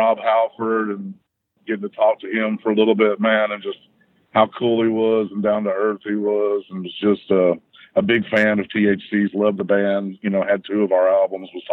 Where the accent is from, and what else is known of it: Texas, United States; born or raised there